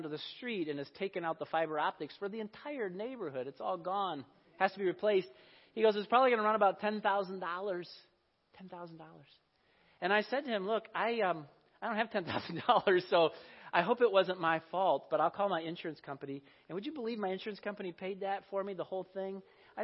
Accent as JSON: {"language": "English", "region": "Iowa", "country": "United States", "tie": "born or raised there", "said": "I grew up in Iowa. I remember the drought of 1988. This was the summer before my 11th grade year of high school"}